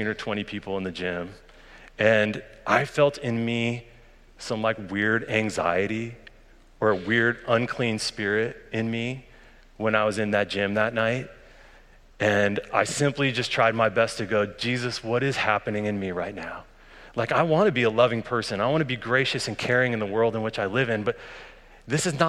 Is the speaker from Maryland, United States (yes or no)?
no; Boulder, Colorado, United States; I grew up in Colorado, just on the outskirts of Boulder, Colorado